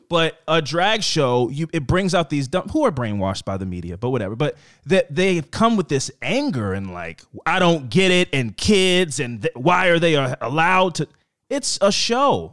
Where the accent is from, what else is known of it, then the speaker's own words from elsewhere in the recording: East Coast, United States; I'm from the East Coast